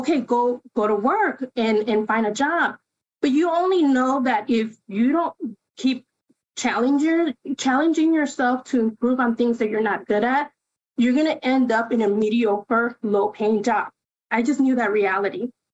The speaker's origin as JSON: {"language": "English", "town": "Chicago", "region": "Illinois", "country": "United States", "tie": "born or raised there", "first_language": "Spanish", "second_language": "English", "said": "I grew up on the Northwest side here in the city"}